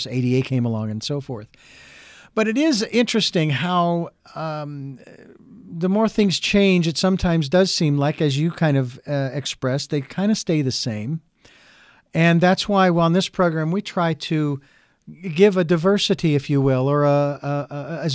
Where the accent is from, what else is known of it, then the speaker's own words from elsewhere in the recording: Phoenix, Arizona, United States; I'm from Phoenix, Arizona. I'm a native-born Phoenician